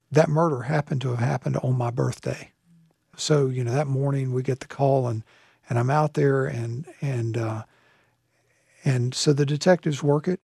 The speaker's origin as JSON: {"language": "English", "region": "the South", "country": "United States", "also_born_or_lived": "Fayetteville, North Carolina", "lives_now": "Charlotte, United States", "said": "I'm from the South."}